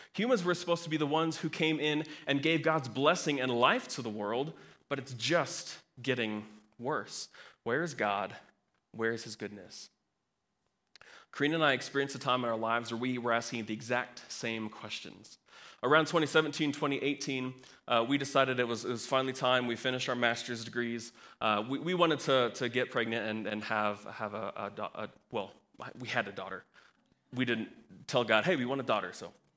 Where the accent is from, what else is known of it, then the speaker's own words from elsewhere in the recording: Kansas, United States; I'm from Kansas